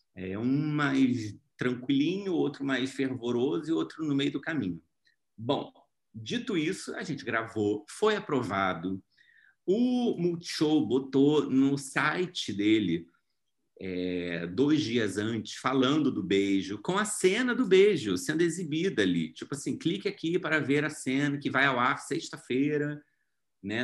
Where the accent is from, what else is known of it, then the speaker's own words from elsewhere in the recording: Rio de Janeiro, Brazil; sou lá do Rio